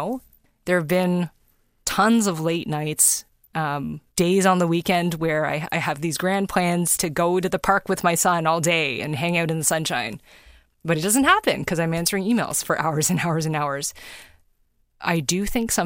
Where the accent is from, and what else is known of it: Toronto, Ontario, Canada; born or raised there